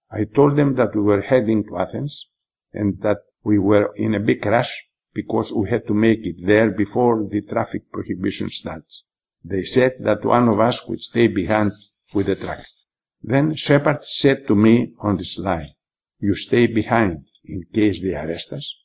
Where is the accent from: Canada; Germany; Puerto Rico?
Germany; born there; I approached the soldiers and told them that I was born in Germany.